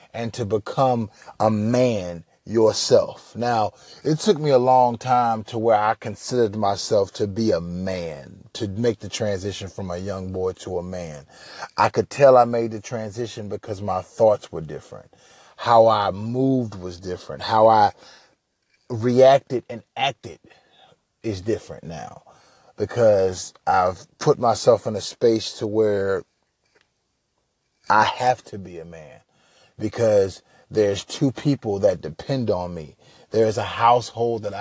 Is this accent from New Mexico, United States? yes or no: no; Huntsville, Alabama, United States; also born or lived in Minneapolis, Minnesota; now in Houston, United States; I'm originally from Minneapolis, Minnesota, raised in Huntsville, Alabama, so I've been a few different places in the South, but now I reside in Houston, Texas